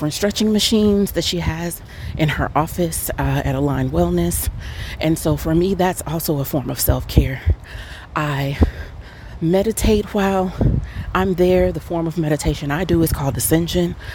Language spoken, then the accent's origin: English; Atlanta, Georgia, United States; I'm from Atlanta